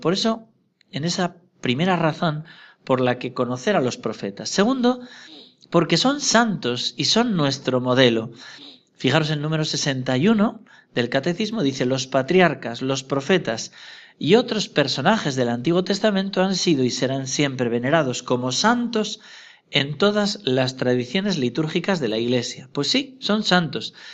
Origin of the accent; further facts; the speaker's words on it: Navarre, Spain; mi tierra de Navarra